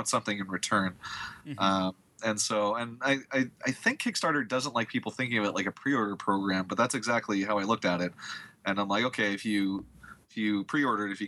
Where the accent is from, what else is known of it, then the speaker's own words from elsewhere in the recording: Canada; I'm from Canada.